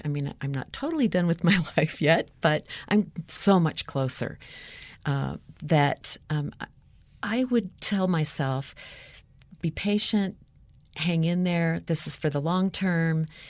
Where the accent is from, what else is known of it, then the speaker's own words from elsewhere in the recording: United States; growing up in the United States